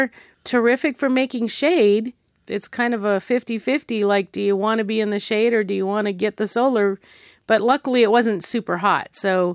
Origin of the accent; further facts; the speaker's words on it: Southern California, United States; we're both from Southern California originally.